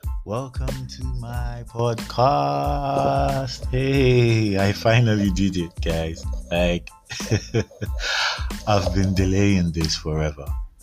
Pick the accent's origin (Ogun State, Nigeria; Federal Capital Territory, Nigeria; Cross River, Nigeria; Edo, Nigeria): Ogun State, Nigeria; Abeokuta; also born or lived in Lagos / Ibadan / Kano / London; I'm Nigerian. I'm from Ogun State, Abeokuta. I grew up in Lagos. I grew up in Ibadan. I grew up in Kano. I grew up in London. I stayed in Port Harcourt.